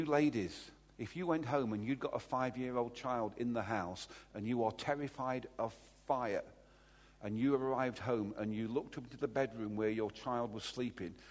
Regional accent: Derby, East Midlands, United Kingdom; I'm from Derby

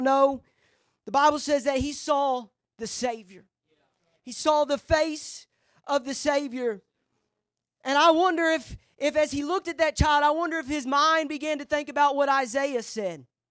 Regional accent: Gurdon, Arkansas, United States; growing up in Gurdon

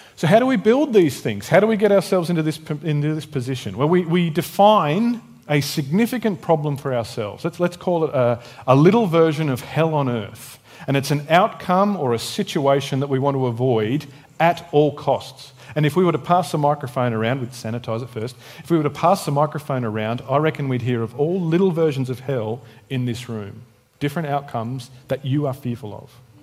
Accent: Tasmania, Australia; moved away; also born or lived in Canberra; I was born in Tassie

